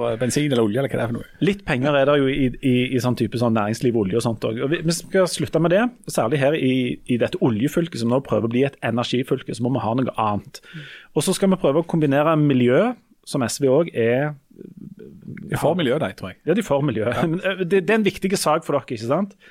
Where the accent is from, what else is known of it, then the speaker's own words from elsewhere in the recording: Hommersåk, Rogaland, Norway; Men, men, men nå tar høyde for at jeg er fra Hommersåk her.